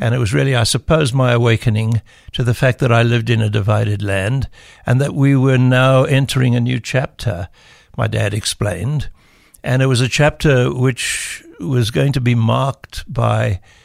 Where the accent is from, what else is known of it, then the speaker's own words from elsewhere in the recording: South Africa; first language English; I grew up with the arrogance of uh, the South African English